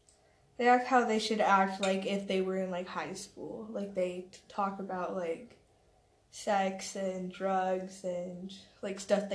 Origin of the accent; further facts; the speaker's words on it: Woods Cross, Utah, United States; also born or lived in Bountiful, Utah / Rose Park, Salt Lake City, Utah; I'm from Utah. I was raised in Woods Cross, Davis County, Bountiful, some of Rose Park, yeah.